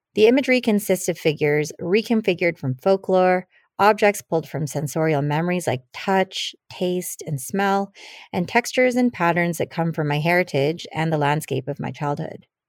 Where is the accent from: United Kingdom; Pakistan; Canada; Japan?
Canada; first language Tagalog; English is a second language; also born or lived in Philippines; My family immigrated to Canada in the late eighties, and I was just a child. Um, I spoke Tagalog and did not understand English